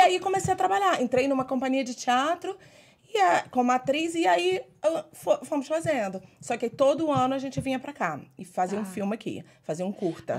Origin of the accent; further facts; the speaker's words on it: Niterói, Rio de Janeiro, Brazil; moved away as an adult; also born or lived in Portugal / New York City; now in United States; Sou de Niterói